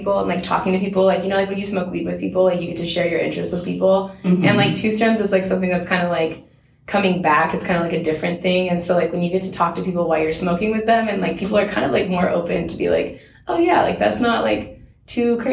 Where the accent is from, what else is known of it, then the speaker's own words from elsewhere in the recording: Washington, United States; now in Seattle, United States; I grew up in Washington, but I grew up in, like, in a much smaller town